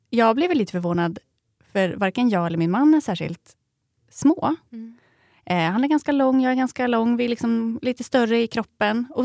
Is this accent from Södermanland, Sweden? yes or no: yes; Eskilstuna, Södermanland, Sweden; moved away as an adult; also born or lived in Gothenburg; Jag är nämligen född och uppvuxen här i Eskilstuna, men har bott i eh, Göteborg i 11 år och äntligen flyttat tillbaka hemåt.